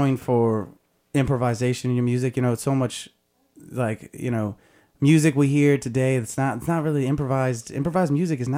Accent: Albany, California, United States; also born or lived in Los Angeles; A little town called Albany, California.

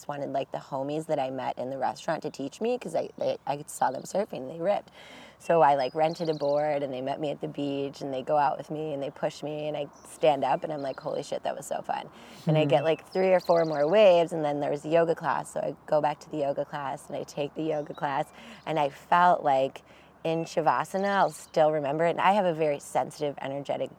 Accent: Buffalo, New York, United States; moved away; I grew up in Buffalo.

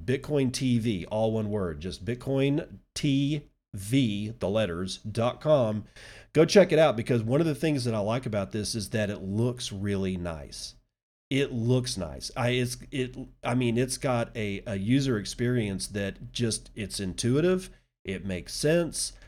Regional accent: Texas, United States

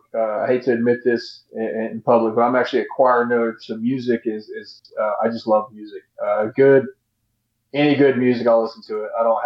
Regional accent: Texas, United States; because I'm Texan.

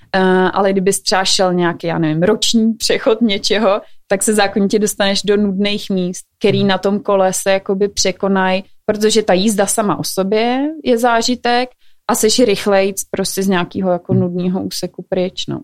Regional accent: Czechia; jako Češi

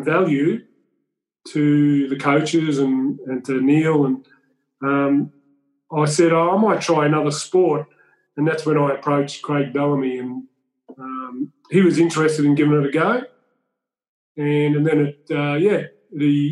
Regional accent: Shepparton, Victoria, Australia; I grew up in a fruit and vegetable town called Shepparton

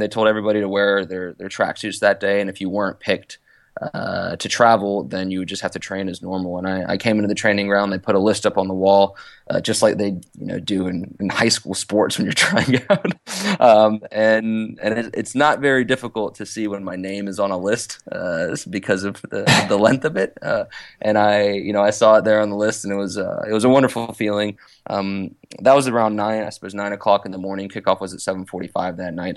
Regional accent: Roanoke, Virginia, United States; moved away as an adult; now in England; I grew up in Roanoke, Virginia

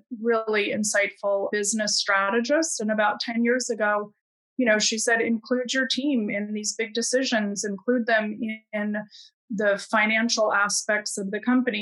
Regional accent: Midwest, United States; I grew up in the Midwest

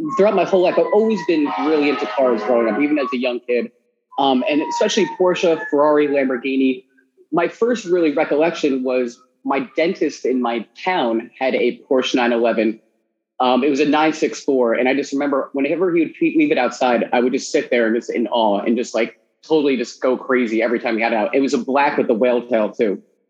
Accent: New Jersey, United States; moved away as an adult; now in New York, United States; I grew up in New Jersey. So I grew up right outside of New York, about 45 minutes away.

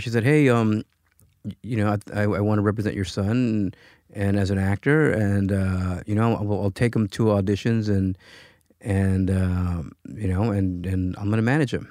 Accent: Los Angeles, California, United States; also born or lived in Michoacán, Mexico; I was born in Michoacán, um, but my parents immigrated, uh, to the U S when I was a year old. So I pretty much grew up in Pacoima, California

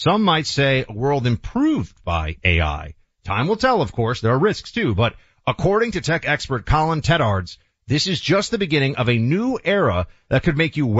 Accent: New York City, New York, United States; as a New Yorker growing up

